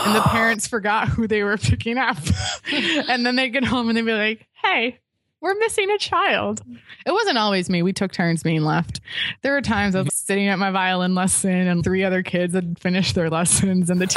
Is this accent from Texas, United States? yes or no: no; Chicago, Illinois, United States; I'm from the Chicago area